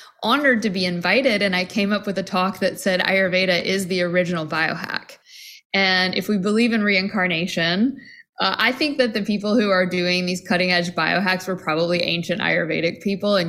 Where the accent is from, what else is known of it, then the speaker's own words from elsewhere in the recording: Tennessee, United States; I grew up Southern Baptist in Tennessee